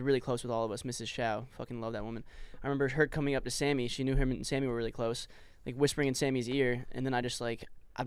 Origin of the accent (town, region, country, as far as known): Nebraska, United States; born or raised there